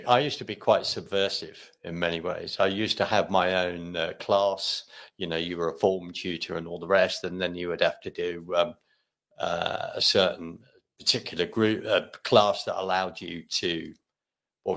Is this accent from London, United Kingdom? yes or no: yes; London, United Kingdom; now in Scotland; I'm from London. Mm-hmm. Originally